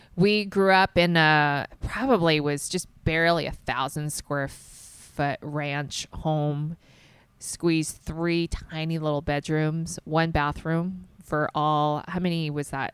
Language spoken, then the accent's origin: English; the South, United States; I grew up in the South, so it's pretty humid in the summer